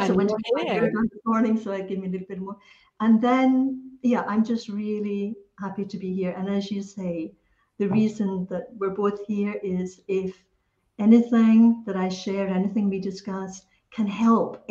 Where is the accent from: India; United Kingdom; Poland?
United Kingdom; Scotland; it was part of my upbringing, when I'm Scottish origin. So part of the upbringing is the Scottish education